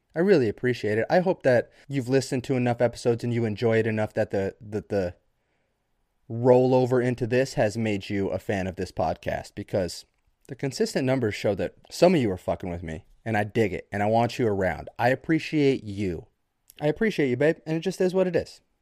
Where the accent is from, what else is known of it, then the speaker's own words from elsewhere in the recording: United States; as red-blooded Americans